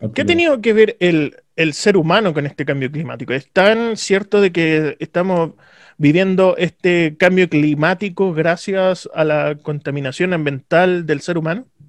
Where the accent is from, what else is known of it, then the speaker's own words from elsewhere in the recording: Santiago, Santiago Metropolitan Region, Chile; de donde vengo yo, por ejemplo, Cerro Navia, Pudahuel, Renca